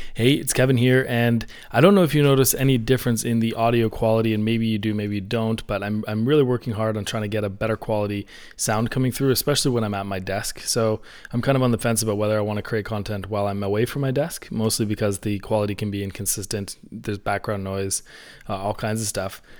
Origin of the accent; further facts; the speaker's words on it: Canada; I'm Canadian, so I say niche